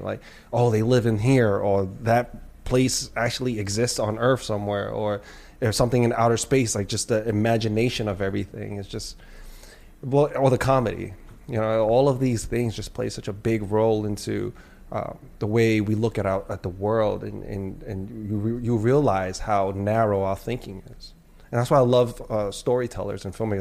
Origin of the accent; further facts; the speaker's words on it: New York City, New York, United States; I grew up in New York City